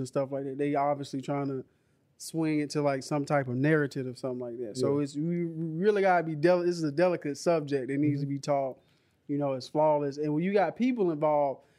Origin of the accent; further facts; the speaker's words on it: United States; I'm American. I consider myself an American